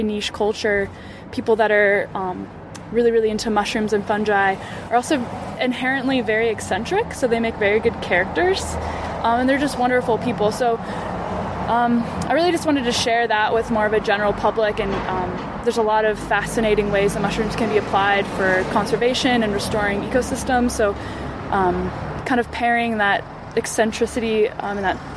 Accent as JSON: {"language": "English", "area": "Bay Area", "region": "California", "country": "United States", "tie": "born or raised there", "said": "I grew up in the Bay Area"}